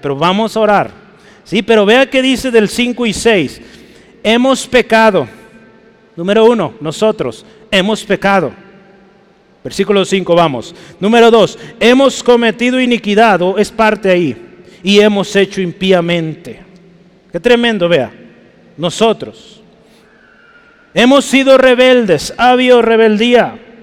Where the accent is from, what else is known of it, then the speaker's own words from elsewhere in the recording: Guadalajara, Jalisco, Mexico; usted y yo somos mexicanos, amén. Somos tapatíos, somos pues de Jalisco